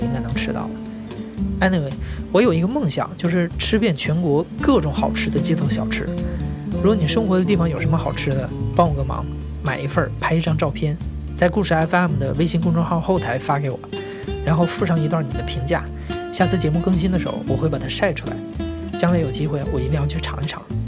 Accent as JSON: {"language": "Chinese", "region": "Jilin", "country": "China", "tie": "born or raised there", "moved": "yes", "lives_now": "Beijing, China", "said": "我家乡吉林的煎粉儿，只有回老家的时候才吃得到"}